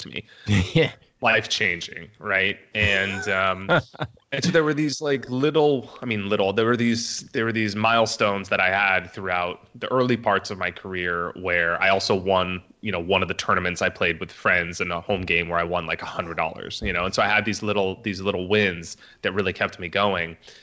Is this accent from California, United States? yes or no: yes; Orange County, California, United States; moved away as an adult; also born or lived in Las Vegas; I grew up in Orange County, California